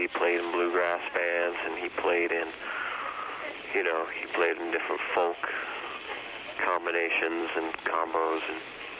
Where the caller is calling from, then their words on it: San Francisco, California, United States; I'm in San Francisco.